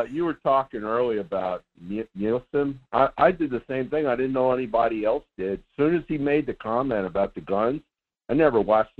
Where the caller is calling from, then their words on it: Sedona, Arizona, United States; … from Sedona.